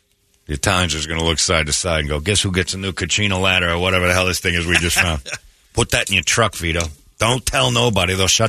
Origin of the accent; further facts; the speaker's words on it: Philadelphia, Pennsylvania, United States; Yeah, we're from Philly.